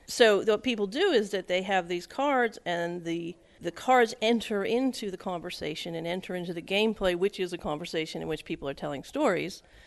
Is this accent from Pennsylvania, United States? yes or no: yes; rural Pennsylvania, United States; also born or lived in Westchester, New York; now in Edinburg, United States; I grew up in rural Pennsylvania